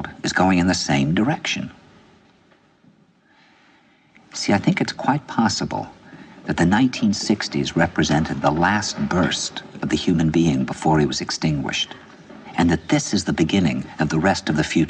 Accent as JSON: {"language": "English", "region": "New York", "country": "United States", "said": "\"Where are you from?\" And I said, \"New York.\""}